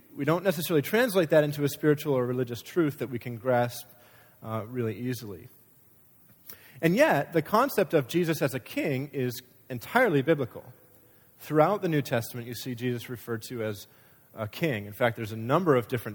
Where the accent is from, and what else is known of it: United States